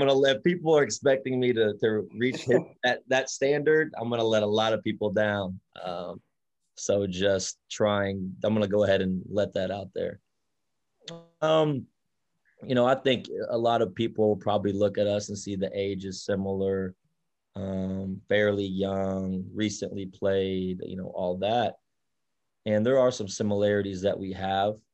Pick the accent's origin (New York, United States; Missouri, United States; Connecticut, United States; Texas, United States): Texas, United States; Dallas; also born or lived in Salina, Kansas / Wichita, Kansas; growing up and where most of my my childhood was playing and all of that is in the Dallas area